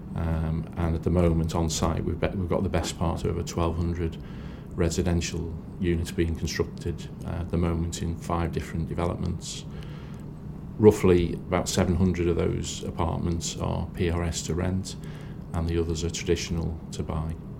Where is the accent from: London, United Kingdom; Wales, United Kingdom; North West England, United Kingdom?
North West England, United Kingdom; Liverpool; I'm from Liverpool and I'm proud of, of that status